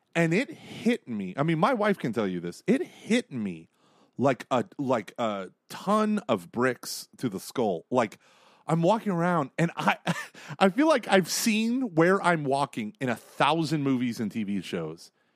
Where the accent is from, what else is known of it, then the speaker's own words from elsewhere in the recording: Tulsa, Oklahoma, United States; I'm from Tulsa